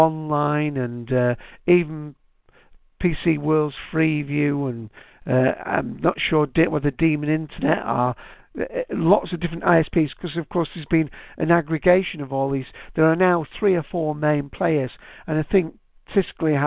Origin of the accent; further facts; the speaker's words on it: Manchester, North West England, United Kingdom; I'm from Manchester. If you haven't guessed with my accent